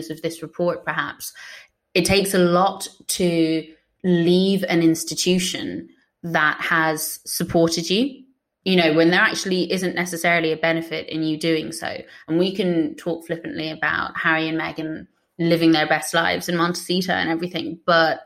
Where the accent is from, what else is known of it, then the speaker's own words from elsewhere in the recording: Ireland; me being Irish